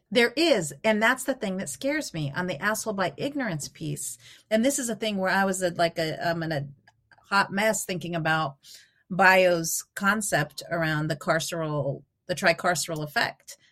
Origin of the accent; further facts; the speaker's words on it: Albuquerque, New Mexico, United States; moved away as an adult; also born or lived in Eugene, Oregon; I grew up in Albuquerque, New Mexico